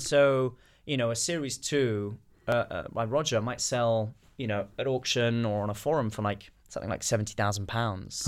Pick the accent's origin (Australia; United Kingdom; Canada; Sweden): United Kingdom; I'm British